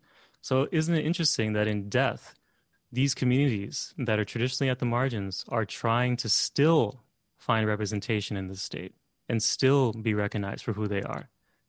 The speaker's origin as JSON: {"language": "English", "region": "California", "country": "United States", "tie": "born or raised there", "said": "I think growing up in Southern California too, you know, you have a relationship with cemeteries."}